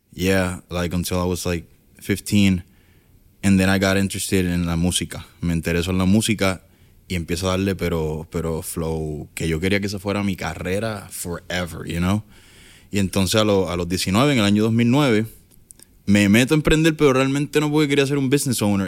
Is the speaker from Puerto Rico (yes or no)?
yes; Ponce, Puerto Rico; viví en una casa de madera, que se la llevó el huracán George y entre una casa de madera y un caserío, caserío portugués en Ponce